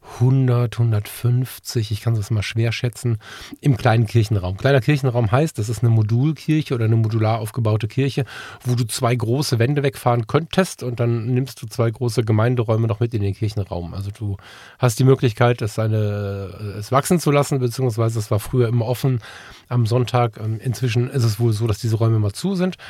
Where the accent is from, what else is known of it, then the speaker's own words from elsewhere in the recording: Ratingen, North Rhine-Westphalia, Germany; ich habe entscheidende Teile meiner Jugend im CVJM hier in Ratingen verbracht